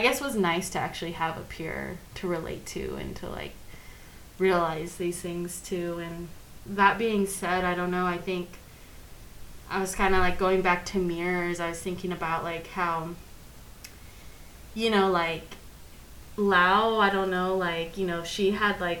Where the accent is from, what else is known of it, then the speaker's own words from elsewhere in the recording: Omaha, Nebraska, United States; moved away; also born or lived in Portland, Oregon; I grew up in Omaha, Nebraska, in the Midwest.